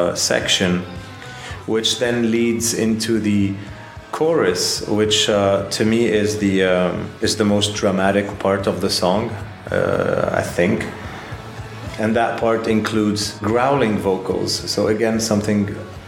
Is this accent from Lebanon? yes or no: yes; Lebanon; moved away as an adult; also born or lived in Paris, France; I'm from Lebanon. And I moved to Paris in the early 2000s, and I lived there for a decade